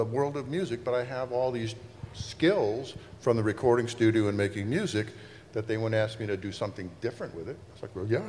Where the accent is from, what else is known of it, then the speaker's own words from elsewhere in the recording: Cleveland, Ohio, United States; now in Los Angeles, United States; I'm from Cleveland